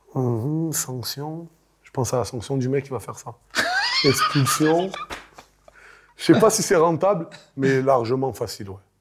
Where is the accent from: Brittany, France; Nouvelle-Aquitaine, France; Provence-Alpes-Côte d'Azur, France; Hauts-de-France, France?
Provence-Alpes-Côte d'Azur, France; Marseille; born or raised there